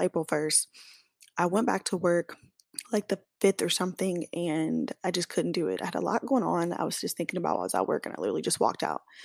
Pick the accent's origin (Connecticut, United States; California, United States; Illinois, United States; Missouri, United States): Missouri, United States; Kansas City; moved away as an adult; now in Dallas, United States; I'm from Kansas City, Missouri, not Kansas, but I do live in Dallas, Texas now as of August of last year.